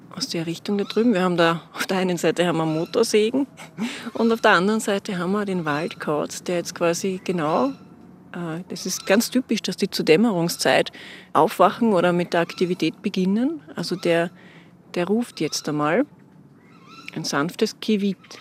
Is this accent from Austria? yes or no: yes; Austria; bei uns in Österreich